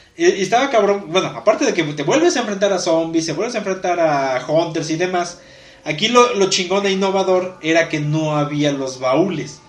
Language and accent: Spanish; Mexico; tú te quedas como mexicano